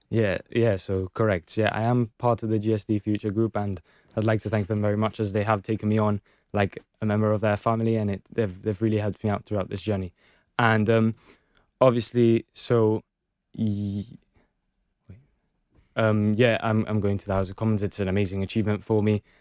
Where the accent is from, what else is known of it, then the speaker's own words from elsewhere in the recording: Gibraltar; we are British